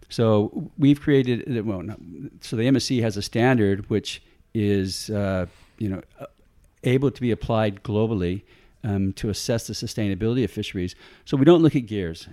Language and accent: English; San Diego, California, United States; moved away as an adult; also born or lived in Tonga; now in Australia; I grew up in San Diego, California. Uh, good old, I'm a Yankee